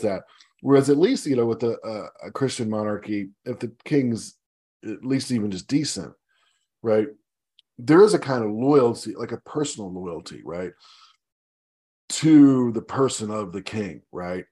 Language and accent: English; United States; as an American, as a patriotic American